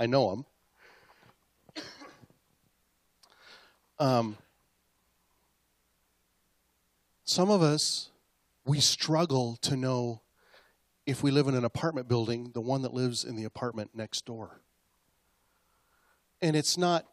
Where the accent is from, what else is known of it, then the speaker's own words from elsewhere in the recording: Acme, United States; I grew up in Mayberry, okay? Only it was called Acme, like on Bugs Bunny